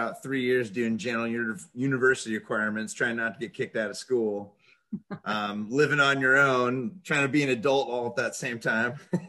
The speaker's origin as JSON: {"language": "English", "town": "Edmonds", "region": "Washington", "country": "United States", "tie": "born or raised there", "said": "Yep. In a little town called Edmonds. And then they moved me way out into the woods and had horses and just kind of lived a little bit of a country life out there being raised by teachers."}